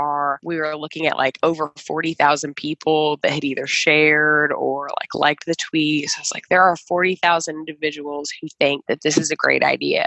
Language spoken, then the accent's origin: English; Chicago, Illinois, United States; moved away; I am from Chicago, Illinois